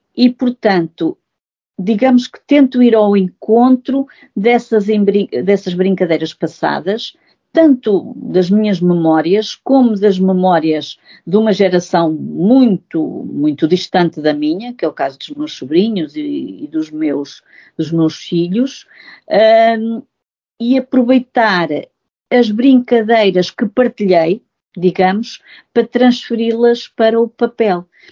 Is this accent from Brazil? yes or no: no; Góis, Centro, Portugal; sou natural de Góis e, portanto, e, de Góis e, e, portanto, da freguesia de Vila Nova do Ceira e, portanto, a minha infância foi muito, ah, perdão, a minha infância foi muito feliz uh, nestes locais